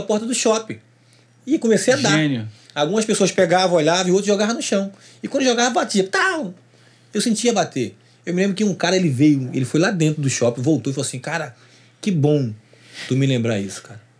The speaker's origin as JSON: {"language": "Portuguese", "town": "Duque de Caxias", "region": "Rio de Janeiro", "country": "Brazil", "tie": "born or raised there", "said": "Eu fui nascido e criado em Caxias, nessa parte lá onde eu moro, onde tem a Maranata"}